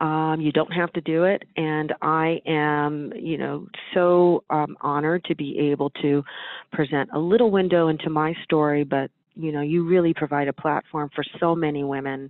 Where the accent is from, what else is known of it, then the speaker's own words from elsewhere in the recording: Northern California, United States; I was born and raised in Northern California